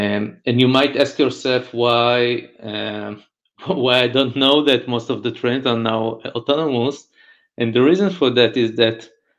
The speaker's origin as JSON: {"language": "English", "country": "Israel", "said": "I'm from Israel"}